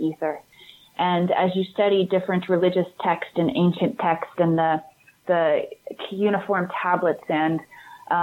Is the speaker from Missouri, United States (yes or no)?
yes; Missouri, United States; moved away as an adult; also born or lived in Hollywood; I grew up Southern Baptist in America, right in the Midwest, mm-hmm. in Missouri